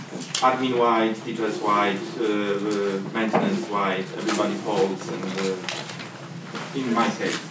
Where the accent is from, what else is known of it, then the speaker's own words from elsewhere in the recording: Poland; I come from Poland